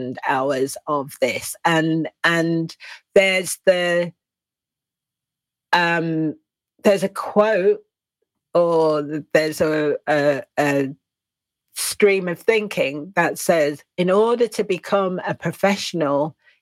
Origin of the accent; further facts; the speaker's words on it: England, United Kingdom; I'm English